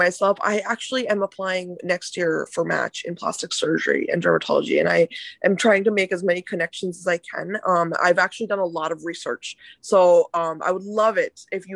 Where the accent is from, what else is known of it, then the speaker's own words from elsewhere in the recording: Cincinnati, Ohio, United States; I am from Cincinnati, actually.